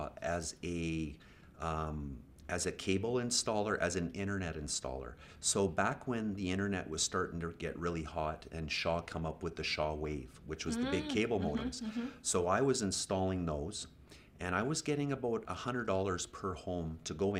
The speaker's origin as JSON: {"language": "English", "town": "Edmonton", "region": "Alberta", "country": "Canada", "tie": "born or raised there", "moved": "as an adult", "lives_now": "Okanagan, Canada", "said": "I grew up in Edmonton, of course, and I went to Jasper Place High"}